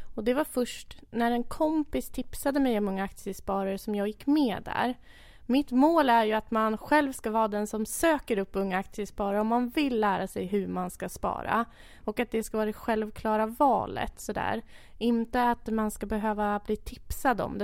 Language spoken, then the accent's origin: Swedish; Enköping, Uppsala County, Sweden; född och uppvuxen i Enköping